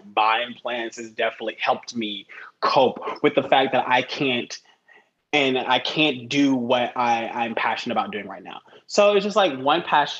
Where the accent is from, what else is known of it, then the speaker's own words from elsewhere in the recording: Atlanta, Georgia, United States; now in New York City, United States; I'm originally from Atlanta, Georgia